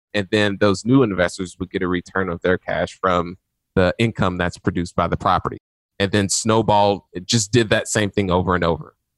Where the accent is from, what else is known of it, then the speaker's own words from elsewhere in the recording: Indianapolis, Indiana, United States; was born on the east side of Indianapolis, where people, when they drive through the neighborhoods where I had my upbringing, they tend to lock their doors.